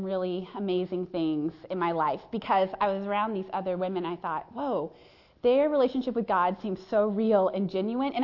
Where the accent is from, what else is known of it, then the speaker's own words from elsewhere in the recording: Chaska, Minnesota, United States; I grew up in Chaska, Minnesota